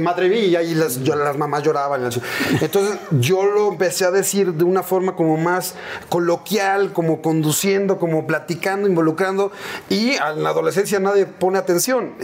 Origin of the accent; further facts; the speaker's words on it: Mexico City, Mexico; crecimos, nuestra infancia fue en la Aéreos de Chulubusco